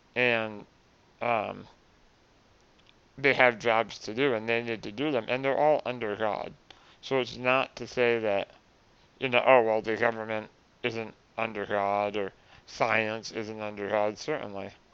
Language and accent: English; Vermont, United States; my home state